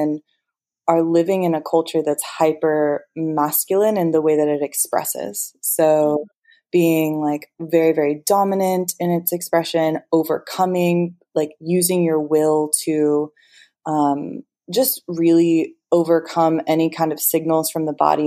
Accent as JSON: {"language": "English", "region": "California", "country": "United States", "tie": "born or raised there", "said": "I grew up in California, I've very much been steeped in this culture since I was born"}